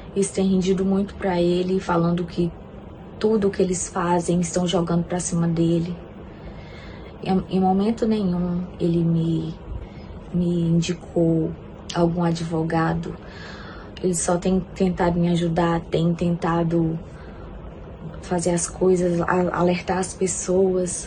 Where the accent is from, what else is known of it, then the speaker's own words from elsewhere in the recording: Brazil; moved away as an adult; now in United States; eu sou brasileira, moro atualmente nos Estados Unidos há cerca de oito meses.